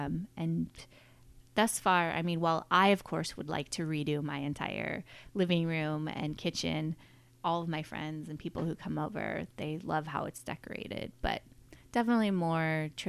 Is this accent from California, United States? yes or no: yes; Sonoma, California, United States; also born or lived in Colorado; raised here. I actually grew up on the ranch that we're on sitting at today. But I currently, when I moved back to Sonoma from Colorado